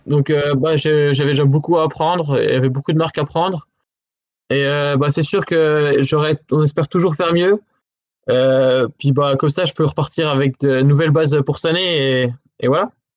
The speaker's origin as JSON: {"language": "French", "town": "Maisons-du-Bois", "region": "Bourgogne-Franche-Comté", "country": "France", "tie": "born or raised there", "also_born_or_lived": "Pontarlier", "said": "je suis pas d'Arson, je suis de Maison du Bois, c'est le petit village à côté"}